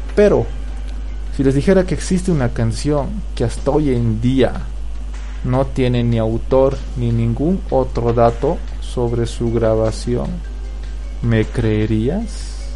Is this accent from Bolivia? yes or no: yes; Bolivia; yo la veía, de niño, las pasaban acá en Bolivia